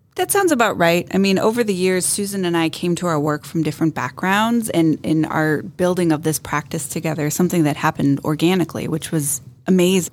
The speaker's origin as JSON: {"language": "English", "region": "Northeastern Ohio", "country": "United States", "tie": "born or raised there", "also_born_or_lived": "Boston", "said": "born and raised in Northeastern Ohio"}